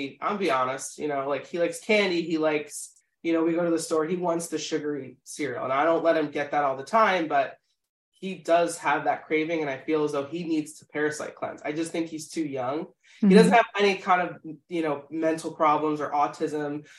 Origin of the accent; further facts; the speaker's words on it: Philadelphia, Pennsylvania, United States; we're from Philadelphia